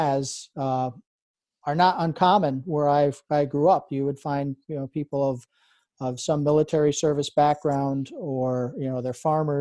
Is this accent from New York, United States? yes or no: yes; Adirondack Mountains, New York, United States; as a kid, I grew up in and around the Adirondack Mountains